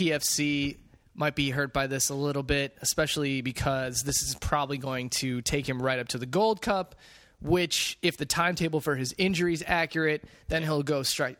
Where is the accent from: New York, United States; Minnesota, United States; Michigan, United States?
Minnesota, United States; Minneapolis; moved away; Minneapolis is my hometown